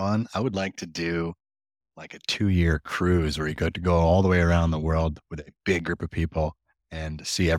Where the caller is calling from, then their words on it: Kelowna, British Columbia, Canada; we're in Kelowna. So we're that time of year where the clouds set in and hang around until about April. But yeah, Kelowna, BC.